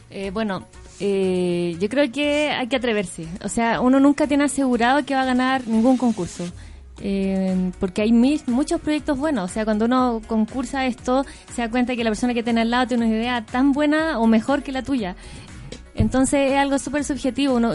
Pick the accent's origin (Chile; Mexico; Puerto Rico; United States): Chile; Linares, Maule; yo soy de región, soy de Linares